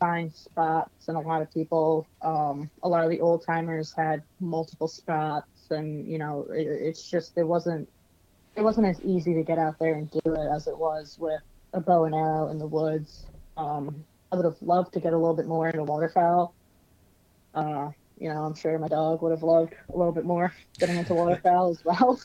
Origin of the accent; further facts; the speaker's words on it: Long Island, New York, United States; I'm from Long Island.